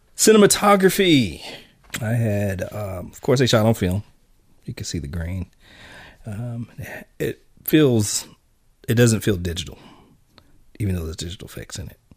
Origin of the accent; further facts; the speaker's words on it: United States; as an American